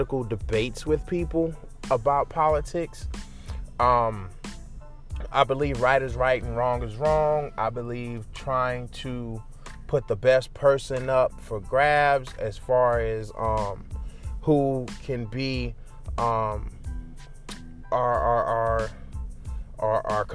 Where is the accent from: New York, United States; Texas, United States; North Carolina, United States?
New York, United States; now in the American South, United States; I am a New Yorker. But in my blood, I'm a New Yorker